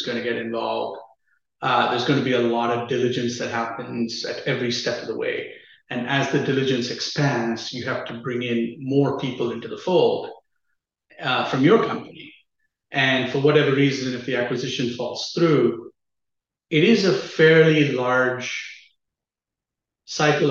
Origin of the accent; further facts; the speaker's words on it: Chennai, Tamil Nadu, India; moved away as an adult; also born or lived in Austin, Texas; I grew up in a city called Chennai in the southern part of India